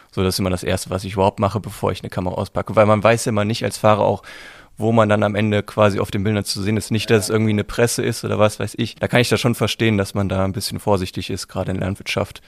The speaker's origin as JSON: {"language": "German", "town": "Düsseldorf", "region": "North Rhine-Westphalia", "country": "Germany", "tie": "born or raised there", "said": "Ich komme aus Düsseldorf, bin gebürtig in Düsseldorf geboren, bin da zur Schule gegangen"}